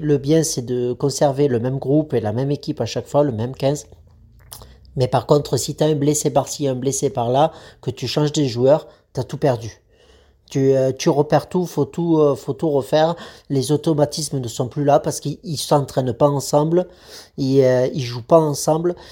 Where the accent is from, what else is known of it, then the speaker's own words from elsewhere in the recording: France; on est français